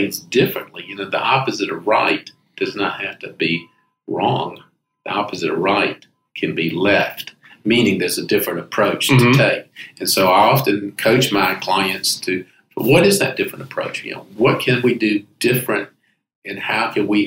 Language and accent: English; Greenville, South Carolina, United States; moved away as an adult; now in Charleston, United States; I'm from Greenville originally, mm-hmm. South Carolina